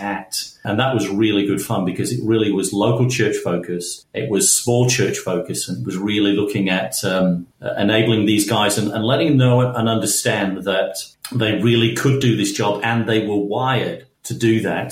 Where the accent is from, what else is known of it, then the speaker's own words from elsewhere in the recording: Manchester, North West England, United Kingdom; now in Perth, Australia; I grew up in Manchester in northern England, and I would go to school in the dark and come home in the dark